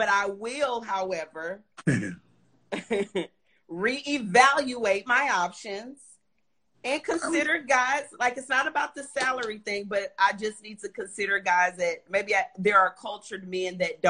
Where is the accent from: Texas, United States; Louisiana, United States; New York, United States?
Texas, United States; Houston; I'm from Houston, Texas. Most city where the girls are pretty.